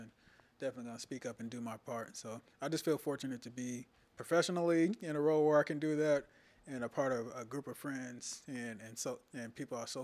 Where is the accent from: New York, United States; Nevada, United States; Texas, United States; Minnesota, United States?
Texas, United States; Sherman; moved away; also born or lived in Los Angeles, California; I was originally from Texas